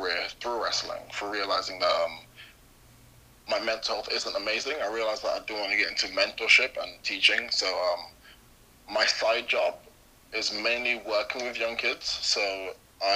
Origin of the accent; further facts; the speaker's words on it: London, United Kingdom; I grew up mainly in London, so a pretty urban area called Hackney, which is where I am right now, actually